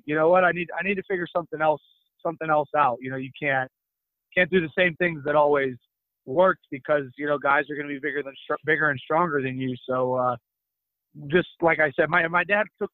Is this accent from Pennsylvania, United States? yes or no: yes; Murrysville, Pennsylvania, United States; moved away as an adult; also born or lived in Spain; I'm a Pittsburgh kid. I'm from Murrysville, Pennsylvania. Grew up, played high school basketball at Franklin Regional in Western PA